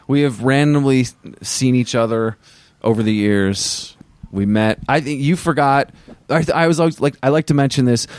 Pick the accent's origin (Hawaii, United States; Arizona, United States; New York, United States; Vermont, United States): Vermont, United States; I grew up in Vermont, and I was in high school around that time.